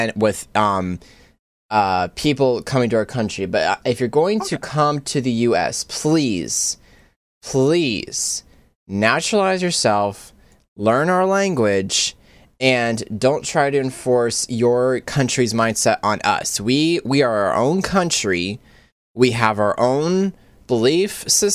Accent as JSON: {"language": "English", "country": "United States", "tie": "born or raised there", "said": "I was born and raised in America"}